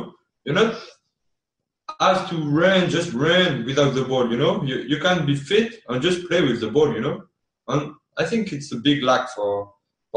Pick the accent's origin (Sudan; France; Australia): France; Brittany; moved away as an adult; also born or lived in Tennessee; now in Erie, United States; I'm from Brittany, you know, the west of France